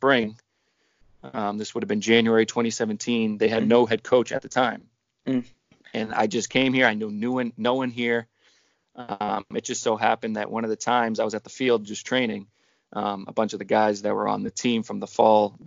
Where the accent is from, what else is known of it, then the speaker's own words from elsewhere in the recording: Woburn, Massachusetts, United States; my hometown, or my home city, Woburn